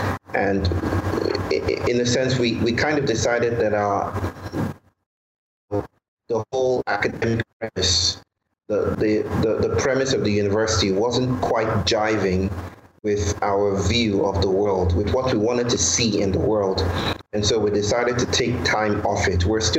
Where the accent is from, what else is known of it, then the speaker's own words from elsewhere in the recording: Nigeria; now in India; I'm from Nigeria. I now live in India.